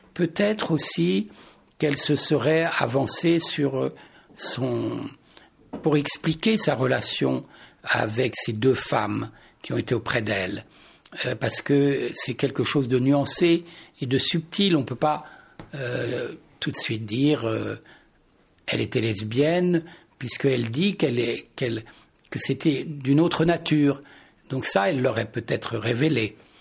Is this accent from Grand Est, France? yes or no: no; Touraine, Centre-Val de Loire, France; je suis né en Touraine